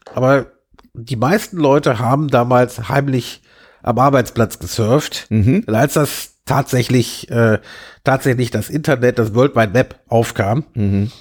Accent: Germany; accent: German; also born or lived in London, United Kingdom / Alexandria, Virginia, United States; als Deutscher

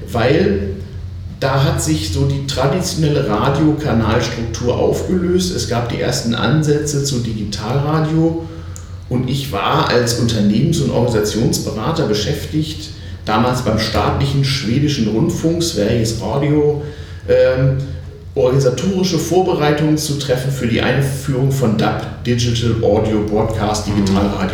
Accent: Hamburg, Germany; born there; Ich bin geboren in Hamburg, habe da aber nur zeitweise die ersten fünf Jahre meines Lebens verbracht, weil meine Eltern äh, entweder in England oder in Japan arbeiteten

